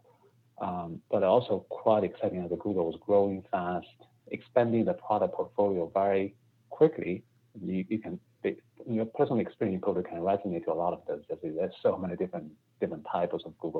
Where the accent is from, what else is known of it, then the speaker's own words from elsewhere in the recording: China; moved away as an adult; also born or lived in Beijing; now in United States; I grew up in China, and my undergrad is in Beijing, and I worked in Beijing for a few years. And then I came to the United States for my MBA education.